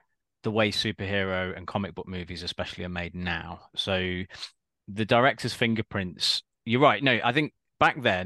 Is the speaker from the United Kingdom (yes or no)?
yes; United Kingdom; we're obviously British